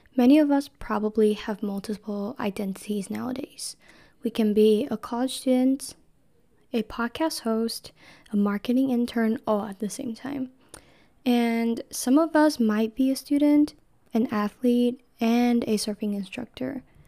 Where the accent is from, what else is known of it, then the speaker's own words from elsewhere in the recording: Taiwan; moved away as an adult; now in San Diego, United States; I am from Taiwan, which is very, very far away from U C S D